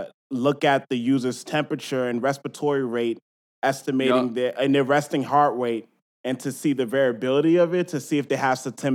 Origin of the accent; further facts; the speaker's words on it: Boston, Massachusetts, United States; I'm from Boston.